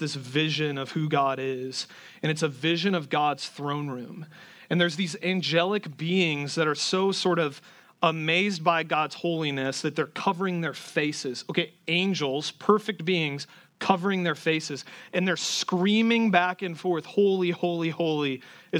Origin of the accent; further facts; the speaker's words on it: Garner, Iowa, United States; moved away; There's a lot of people here from my hometown. There's like a Garner, Iowa pipeline in this church